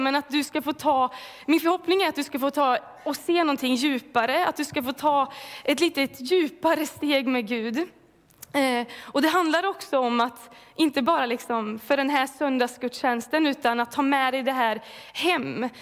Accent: Falköping, Västra Götaland, Sweden; moved away as an adult; now in Mullsjö, Sweden; jag kommer ifrån Falköping från början. Eh, blev frälst där när jag var 16 år gammal

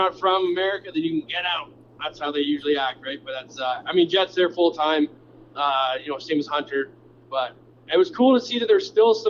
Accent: Canada; I'm Canadian

